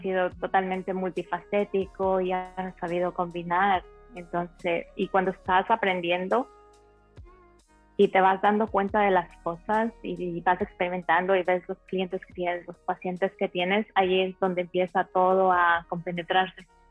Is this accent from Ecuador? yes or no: yes; Ecuador; moved away as an adult; also born or lived in Spain / Telde, Gran Canaria, Spain; now in Miami, United States; originalmente soy de Ecuador, nací en Ecuador, a los 19 años me mudé a España.